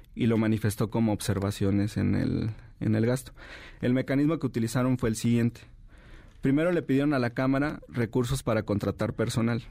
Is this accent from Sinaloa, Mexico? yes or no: no; Jalisco, Mexico; Yo soy de Jalisco